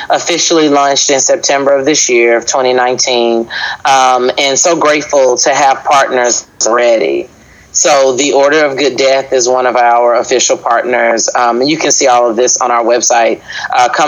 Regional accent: the South, United States; now in Baltimore, United States; I'm from the South

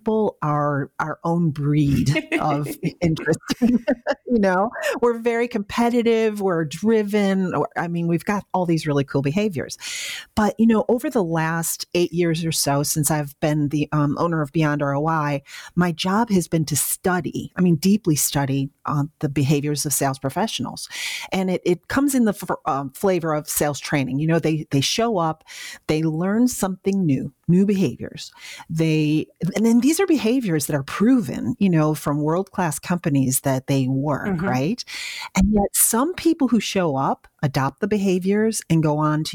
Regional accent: Western New York, United States; moved away; So you can take a girl out of Western New York, but you can't take the Western New York out of the girl

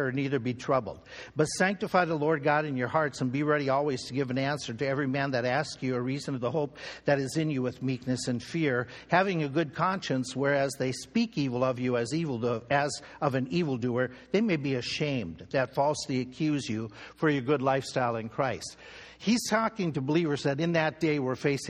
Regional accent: Minnesota, United States; In our home state where I grew up in Minnesota

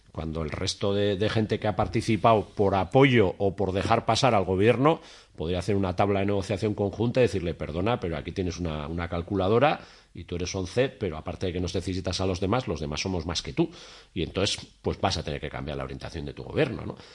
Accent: Tafalla, Navarre, Spain; now in Pamplona, Spain; yo vivo en Iruña, pero soy de Tafalla

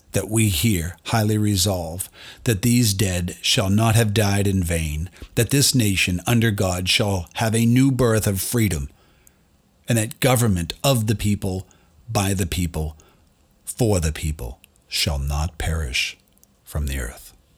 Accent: Boston, Massachusetts, United States; I'm from Boston

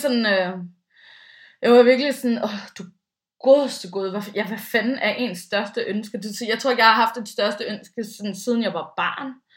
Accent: Bornholm, Capital Region of Denmark, Denmark; moved away; jeg stammer jo lidt fra landet, i og med at jeg kommer fra Bornholm

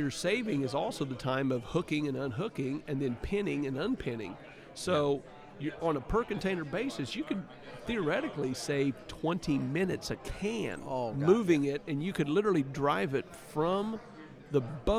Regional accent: Missouri, United States; my home state, Missouri

